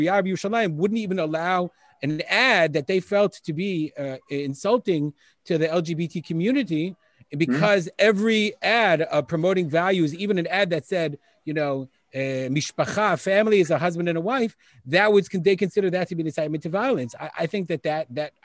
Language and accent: English; United States; now in Israel; I'm actually Israeli, but I'm from America originally